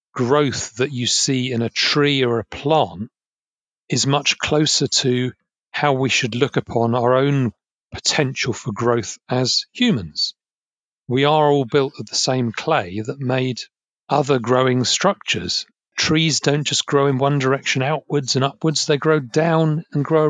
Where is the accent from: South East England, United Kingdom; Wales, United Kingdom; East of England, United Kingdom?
East of England, United Kingdom; Essex; I grew up in Essex, and we have a lot of pubs called the Green Man.